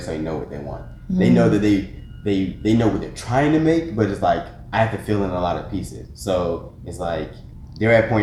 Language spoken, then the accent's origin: English; Atlanta, Georgia, United States; Atlanta native, born and raised in Stonecrest, Lithonia, Decatur area